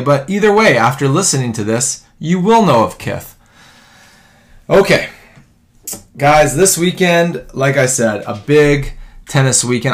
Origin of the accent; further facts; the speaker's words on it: Vancouver, British Columbia, Canada; my hometown of Vancouver